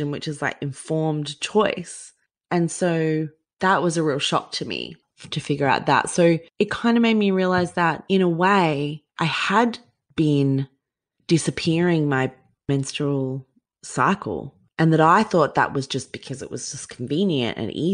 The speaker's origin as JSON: {"language": "English", "region": "Queensland", "country": "Australia", "tie": "born or raised there", "said": "growing up in Queensland"}